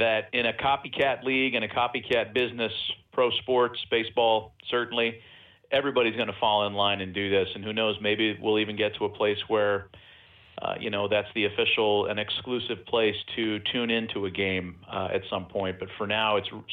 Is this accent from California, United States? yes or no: yes; East Bay, California, United States; when I was a kid growing up in the East Bay